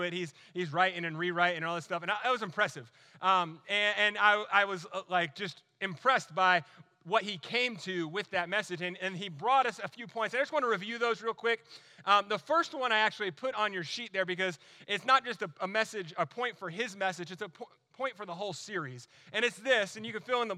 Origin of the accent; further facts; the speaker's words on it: New Jersey, United States; moved away as an adult; also born or lived in Alaska / North Carolina; now in Florida, United States; was born and raised in New Jersey